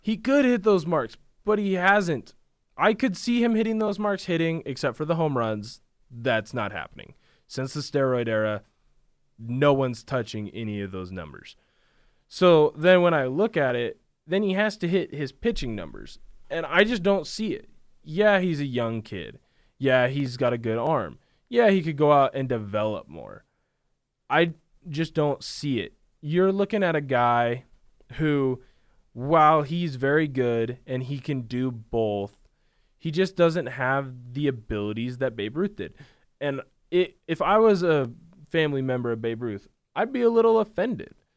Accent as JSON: {"language": "English", "town": "Vancouver", "region": "Washington", "country": "United States", "tie": "born or raised there", "moved": "yes", "said": "I'm a Vancouver boy, born and raised, uh, for you at home. That's Vancouver, Washington. I'm not Canadian"}